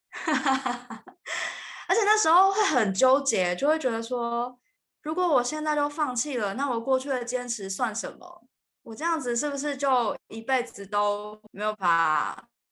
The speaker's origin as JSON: {"language": "Chinese", "country": "Taiwan", "tie": "born or raised there", "also_born_or_lived": "United Kingdom", "moved": "as an adult", "said": "因为小的时候在就是台湾并没有这个问题嘛"}